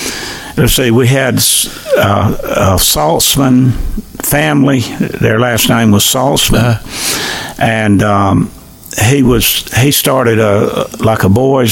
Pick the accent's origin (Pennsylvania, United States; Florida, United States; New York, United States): Florida, United States; Sopchoppy; But I grew up in the Southern Baptist Church in Sop Choppy. We had three churches.